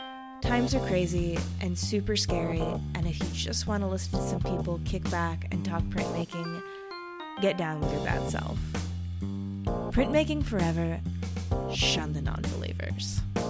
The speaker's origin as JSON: {"language": "English", "country": "United States", "moved": "yes", "said": "I'm from the States originally."}